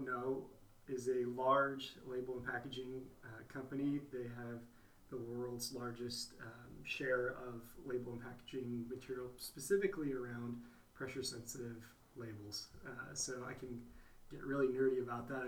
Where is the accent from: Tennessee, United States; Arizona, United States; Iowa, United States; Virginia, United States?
Arizona, United States; Phoenix; also born or lived in Idaho / Madagascar; I grew up here in Phoenix, Arizona